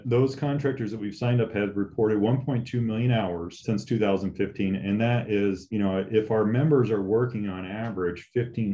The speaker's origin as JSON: {"language": "English", "region": "Southern California", "country": "United States", "tie": "born or raised there", "said": "I grew up in Southern California."}